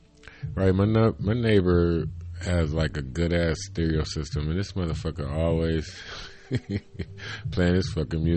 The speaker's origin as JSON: {"language": "English", "town": "Cleveland", "region": "Ohio", "country": "United States", "said": "I'm from Cleveland."}